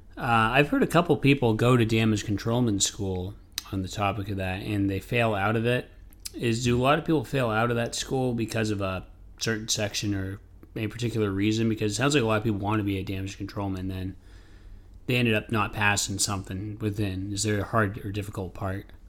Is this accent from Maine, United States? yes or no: yes; Maine, United States; I'm from Maine, so I've grew up in there.